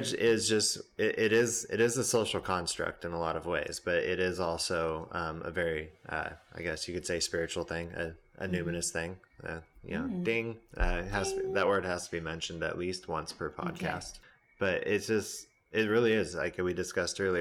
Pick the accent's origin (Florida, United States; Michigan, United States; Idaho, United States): Idaho, United States; Boise; moved away; It's trailer parks and potatoes and white supremacists is all I hear about my home state